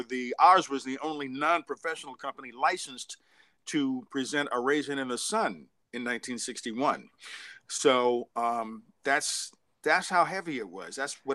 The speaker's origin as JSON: {"language": "English", "town": "Cleveland", "region": "Ohio", "country": "United States", "tie": "born or raised there"}